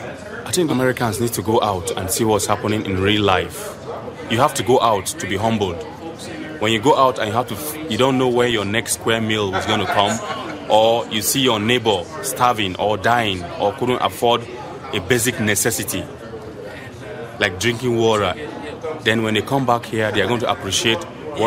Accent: Nigeria; moved away as an adult; now in United States

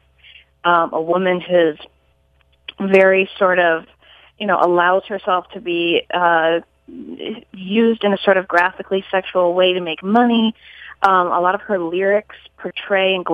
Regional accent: Colorado Springs, Colorado, United States; moved away as an adult; also born or lived in Boston; I grew up in Colorado Springs

